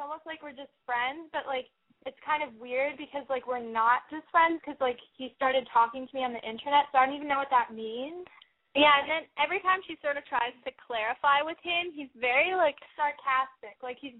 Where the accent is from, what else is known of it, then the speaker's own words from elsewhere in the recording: New York City, New York, United States; we're 16 from New York City